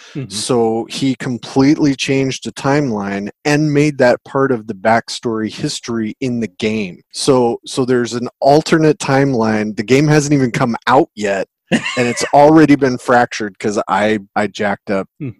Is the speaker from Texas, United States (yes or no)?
no; Seattle, Washington, United States; I'm from Seattle, Pacific Northwest